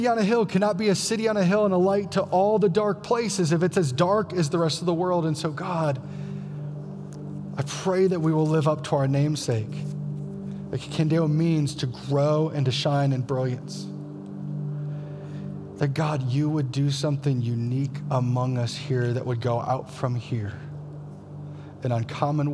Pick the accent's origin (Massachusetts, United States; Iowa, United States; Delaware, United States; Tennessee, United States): Iowa, United States; I'm from Iowa, and we're all Christians from birth